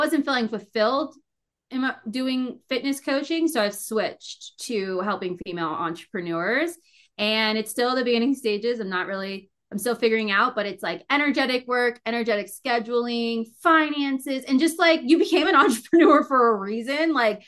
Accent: Maryland, United States; moved away as an adult; also born or lived in Delaware; now in Fort Collins, United States; I'm originally from Maryland.

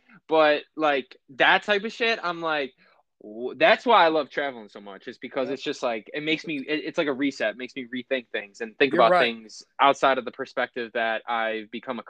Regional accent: Buffalo, New York, United States; except for I was born in Buffalo, New York.

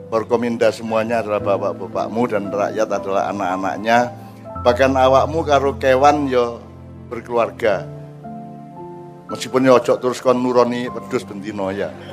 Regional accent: Java, Indonesia; Kita kita sudah diajari sebelum Islam datang kita sudah diajari oleh mbah-mbah kita orang Jawa

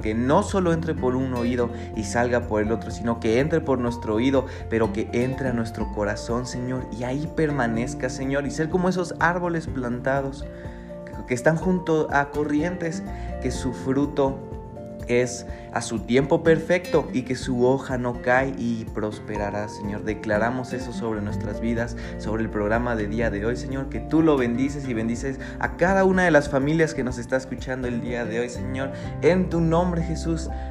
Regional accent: Mexico; nuestra naturaleza, pues como mexicanos

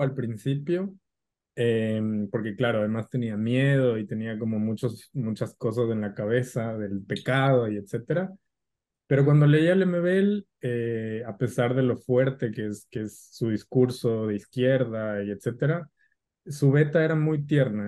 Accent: Ecuador; mi país

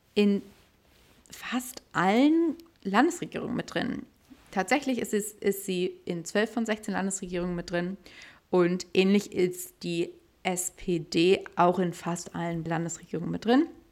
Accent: Hamburg, Germany; in Hamburg bin ich natürlich auch mega stolz drauf als Hamburgerin

